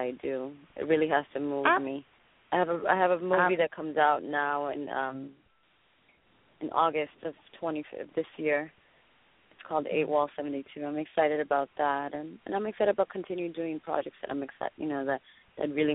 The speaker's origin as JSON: {"language": "English", "town": "Miami", "region": "Florida", "country": "United States", "tie": "born or raised there", "also_born_or_lived": "Dominican Republic", "moved": "yes", "lives_now": "Los Angeles, United States", "said": "I'm Dominican. I was born in Dominican Republic. and I was raised in Miami"}